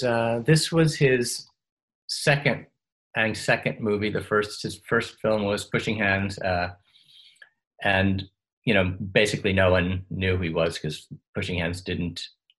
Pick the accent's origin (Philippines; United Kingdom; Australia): Australia; accent: Australian; So I have no idea how my Australian accent, I would be afraid to hear it now, because there was no one keeping track of it.